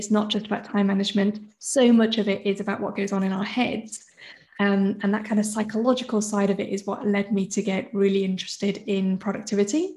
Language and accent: English; United Kingdom; I'm British born. Both my parents are Hong Kong Chinese.